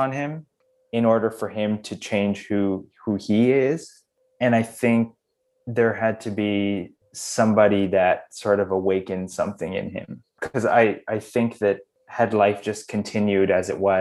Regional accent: Canada; I was born and raised in Canada

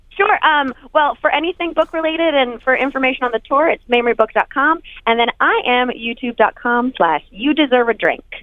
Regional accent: North Carolina, United States; moved away; also born or lived in New York; I'm from North Carolina

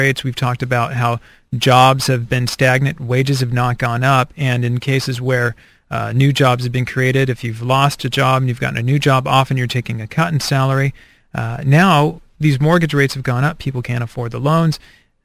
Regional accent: United States; as an American

